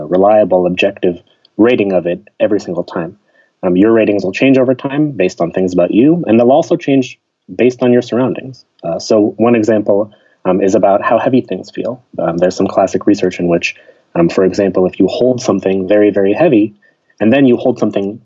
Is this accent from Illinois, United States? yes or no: no; Pittsburgh, Pennsylvania, United States; moved away as an adult; also born or lived in Chicago; I grew up in Pittsburgh, which is a city, but a pretty friendly, smaller city.